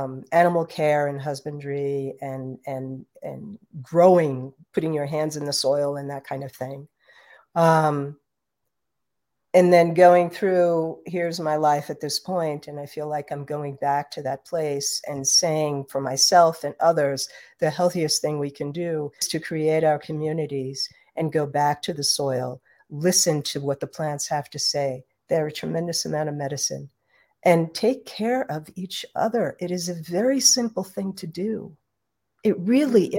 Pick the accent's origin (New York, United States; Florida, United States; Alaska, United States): New York, United States; New York City; I grew up in New York City